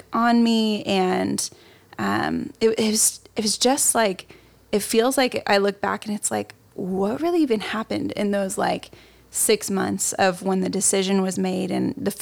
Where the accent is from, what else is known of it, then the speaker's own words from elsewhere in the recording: the Midwest, Indiana, United States; now in California, United States; I'm from the Midwest. So everything was happening in Indiana. I'm out here in California